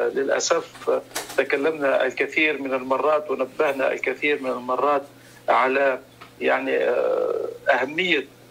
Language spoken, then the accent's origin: Arabic; Tunisia